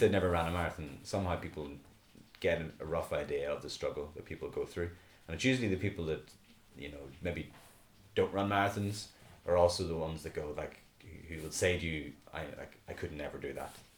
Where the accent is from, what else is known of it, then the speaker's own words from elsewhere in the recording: Belfast, Northern Ireland, United Kingdom; now in Dublin, Ireland; I was originally from Belfast, moved to Dublin